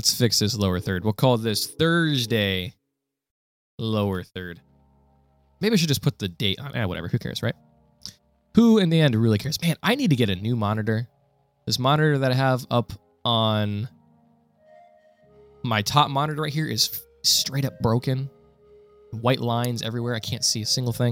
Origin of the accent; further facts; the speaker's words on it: Ohio, United States; I am from Ohio in the United States. I am a Buckeye